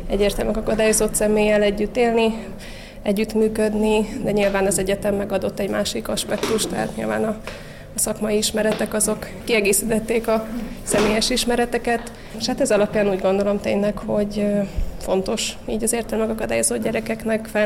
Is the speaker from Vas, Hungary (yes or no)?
yes; Vas, Hungary; moved away as an adult; now in Budapest, Hungary; a családunk vidéken lakik Vas megyében, onnan származunk, Orsi ott él a szüleinkkel együtt, de én meg Budapesten dolgozom, itt lakom